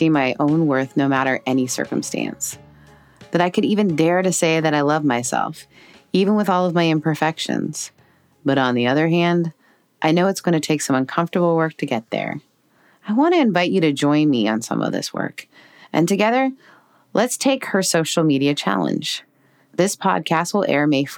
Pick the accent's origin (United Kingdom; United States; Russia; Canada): Canada; as a Canadian